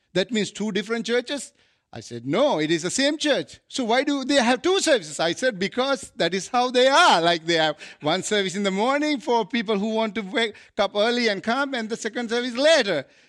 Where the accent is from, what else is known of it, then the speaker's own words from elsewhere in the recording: Sri Lanka; moved away as an adult; now in Canada; I come from Asia, South Asia.